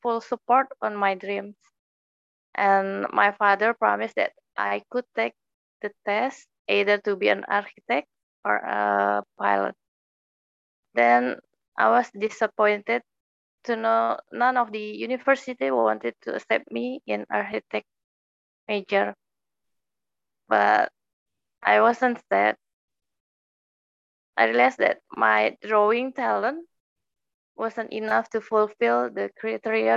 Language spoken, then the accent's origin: English; Jakarta, Indonesia; I'm from Jakarta, Indonesia